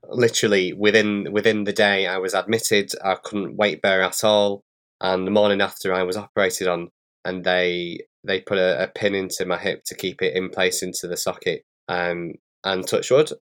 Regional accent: Bolton, North West England, United Kingdom; accent: northern; I'm from a place in, in the U K, just outside of Manchester. It's called Bolton. So I'm, I've got a real northern accent

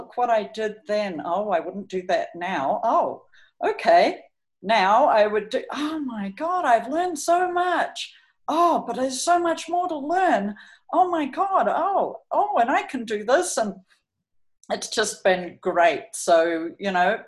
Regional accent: New Zealand; moved away as an adult; also born or lived in California, United States / Colorado, United States / Auckland, New Zealand; I'm from New Zealand.

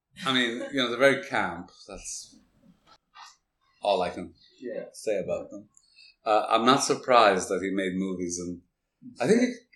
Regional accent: Canada; I grew up in Canada

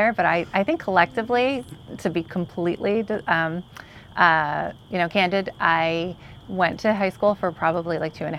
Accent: Hazlet, New Jersey, United States; also born or lived in Union County, New Jersey; And I grew up in Hazlitt, went to Raritan.

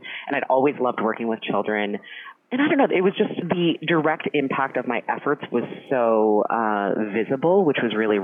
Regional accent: Canada; moved away as an adult; now in New York, United States; So I'm Canadian. I went to college and law school in Canada

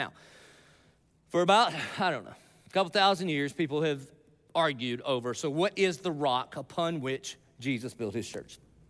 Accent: the South, United States; I'm from the South.

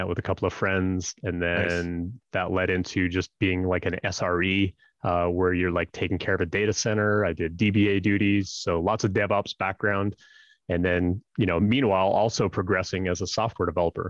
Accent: Northern Canada, Canada; I grew up in Northern Canada, like way, way up north

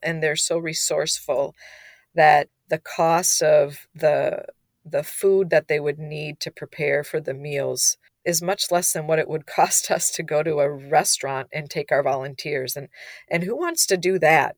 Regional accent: Minnesota, United States; we're from Minnesota

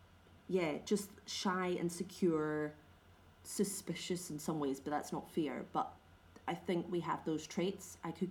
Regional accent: Scotland, United Kingdom; As you know, I'm Scottish

